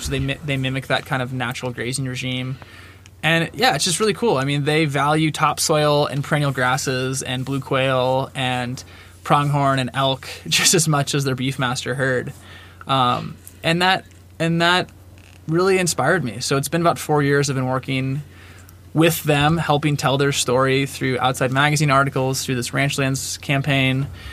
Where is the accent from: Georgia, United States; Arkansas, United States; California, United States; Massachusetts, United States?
California, United States; Marin County; now in Bozeman, United States; I grew up in Marin County, California, so just, uh, a bit north of San Francisco, a little town